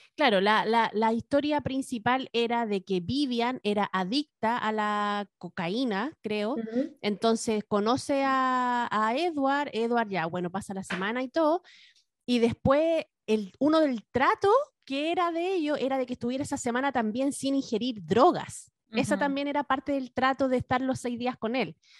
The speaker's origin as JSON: {"language": "Spanish", "region": "Valparaíso", "country": "Chile", "tie": "born or raised there", "said": "Yo crecí en Valparaíso en los 80, 90"}